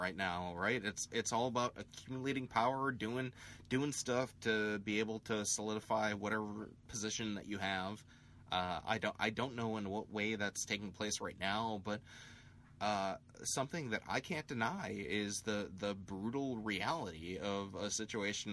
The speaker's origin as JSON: {"language": "English", "area": "Chicago suburbs", "region": "Illinois", "country": "United States", "said": "I was from Chicago than I was from Illinois"}